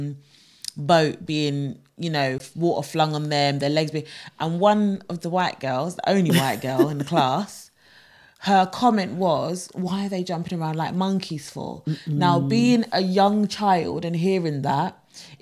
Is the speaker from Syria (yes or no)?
no; Jamaica; me being Jamaican, me being from the Caribbean